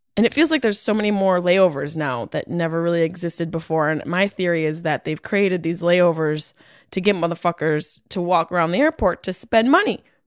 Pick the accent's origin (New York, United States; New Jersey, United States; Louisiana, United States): New York, United States; Syracuse; my hometown, Syracuse, New York